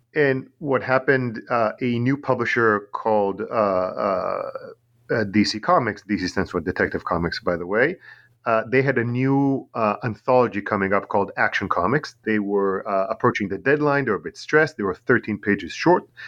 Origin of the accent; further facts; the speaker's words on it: Tel Aviv, Tel Aviv District, Israel; English is a second language; also born or lived in New York, United States; now in Long Island, United States; I'm originally from Tel Aviv in Israel.